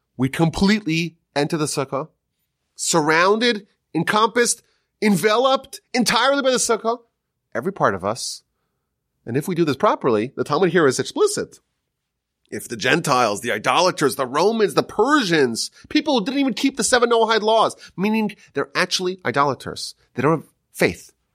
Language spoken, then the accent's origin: English; Northeast, United States; moved away; growing up in the Northeast, it was always cold